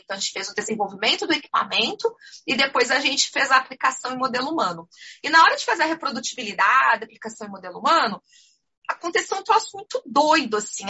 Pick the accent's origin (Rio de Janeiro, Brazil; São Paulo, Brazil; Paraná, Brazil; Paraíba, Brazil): Paraná, Brazil; Curitiba; also born or lived in Florianópolis; eu sou aqui de Curitiba